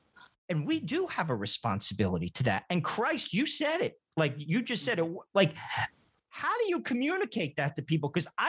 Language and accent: English; United States; I lived in a house. I was born in America.